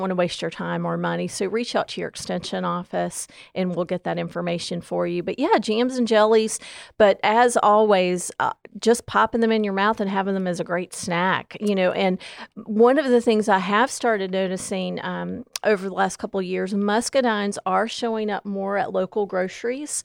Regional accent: Southwestern Virginia, United States; moved away as an adult; now in Gaston County, North Carolina, United States; I came from Southwestern Virginia, so muscadines were really new to me twenty years ago when I came to Gaston County

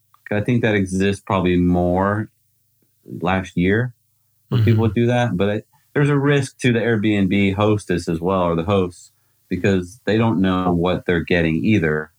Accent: United States; as an American

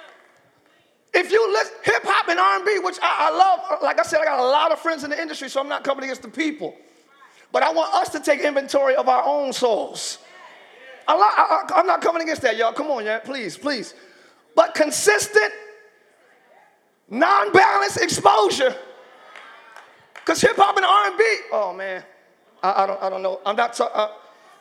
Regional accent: Camden, New Jersey, United States; also born or lived in Pine Hill, New Jersey; I grew up in Camden, New Jersey, where we were the murder capital of the world

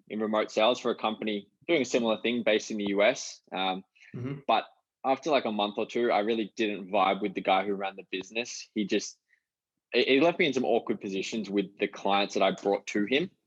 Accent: Canberra, Australian Capital Territory, Australia; now in Gold Coast, Australia; we grew up together in Canberra.

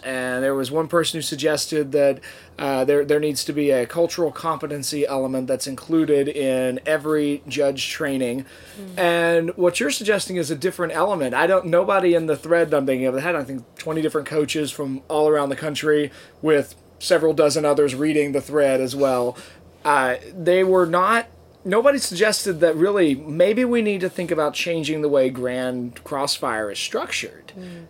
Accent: Norfolk, Virginia, United States; my hometown where I grew up in Norfolk, Virginia

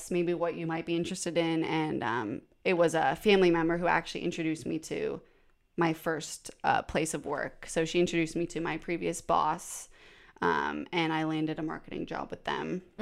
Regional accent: Canada; now in Nashville, United States; No, yeah, I'm so I'm from Canada originally. Um, but I've lived in Nashville for four almost 4 years

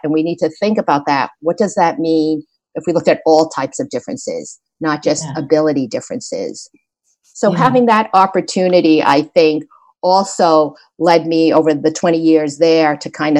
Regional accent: suburbs of New Jersey, United States; also born or lived in New York City, United States; we moved from New York City to the suburbs of New Jersey

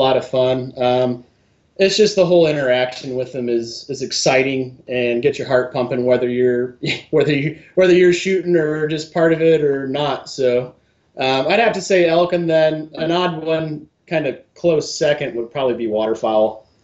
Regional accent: Michigan, United States; moved away as an adult; also born or lived in Bellingham, Washington / Colorado; now in Western Washington, United States; I grew up in Michigan, fishing and bird hunting mostly.

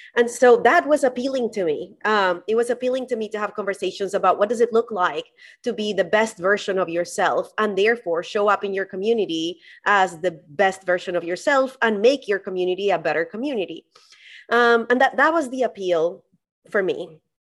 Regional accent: Colombia; I grew up in Colombia

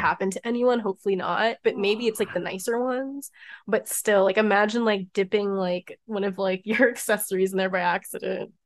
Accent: Maryland, United States; born or raised there

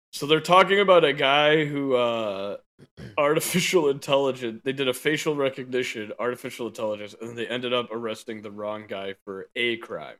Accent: Chicago, Illinois, United States; I am a Chicagoan.

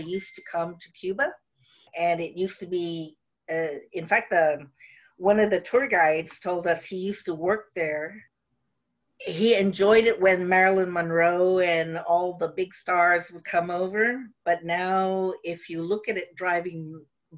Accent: Philippines; English is a second language; now in United States; I went to visit home in the Philippines, and I was only there for maybe 3 weeks

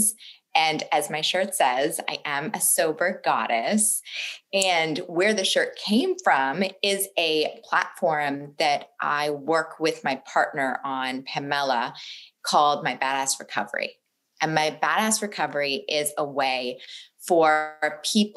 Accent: Boston, Massachusetts, United States; I was born in Boston the only really noticeable thing about my childhood is that I was raised in a funeral home.

